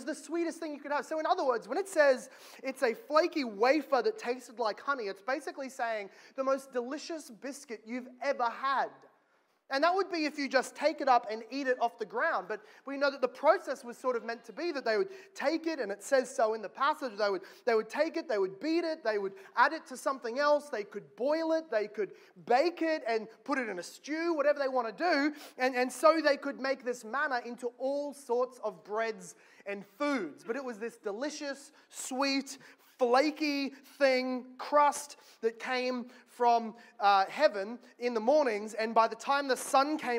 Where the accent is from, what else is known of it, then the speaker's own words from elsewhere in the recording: Australia; as an Australian